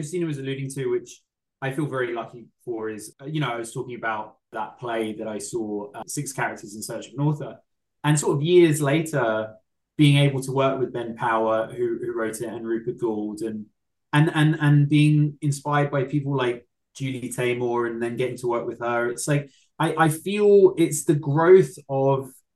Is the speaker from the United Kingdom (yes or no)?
yes; England, United Kingdom; I'm English